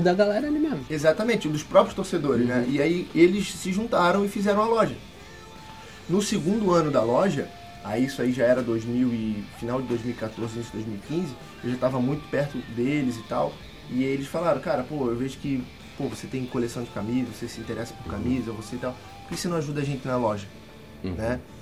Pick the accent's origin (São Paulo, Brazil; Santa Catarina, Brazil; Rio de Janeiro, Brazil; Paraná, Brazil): Rio de Janeiro, Brazil; moved away as an adult; eu sou do Rio, uhum. né? Nascido e criado no, no, Rio de Janeiro, onde eu morei por 25 anos lá.